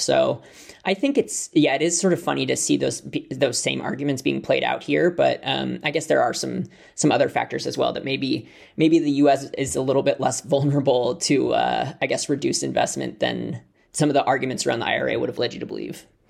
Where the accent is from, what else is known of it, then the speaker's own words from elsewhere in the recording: United States; moved away as an adult; now in United Kingdom; as an American who moved here two and a half weeks ago.